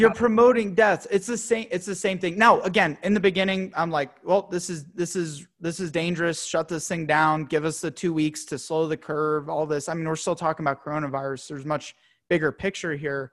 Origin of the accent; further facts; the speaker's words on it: United States; a young, proud, you know, American dude